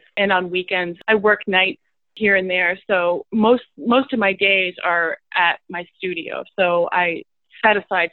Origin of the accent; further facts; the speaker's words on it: New Jersey, United States; moved away; also born or lived in New York City; I grew up in New Jersey, and I moved to New York City